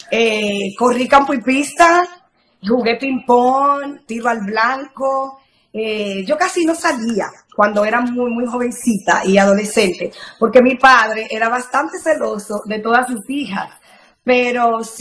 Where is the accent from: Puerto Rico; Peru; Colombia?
Colombia; Sabaneta, Antioquia; Yo nací en Sabaneta, es mi pueblo maravilloso. Allí crecí, eh, eh, fui muy, muy feliz junto a mis padres, mis tres hermanas.